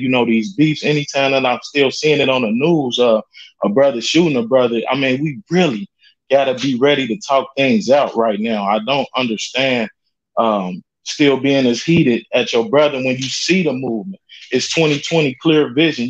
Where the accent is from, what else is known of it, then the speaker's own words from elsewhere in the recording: Cincinnati, Ohio, United States; I grew up in Mosh Five, Cincinnati, Ohio